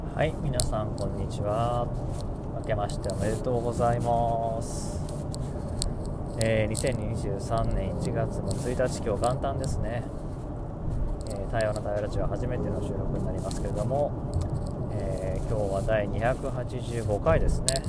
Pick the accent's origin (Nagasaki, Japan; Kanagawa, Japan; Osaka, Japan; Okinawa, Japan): Kanagawa, Japan; Yokohama; moved away; 横浜の実家は自分が生まれた時に建った家なんでもう44年5年経つっていう家でまあ、修繕とかしながらね暮らしてる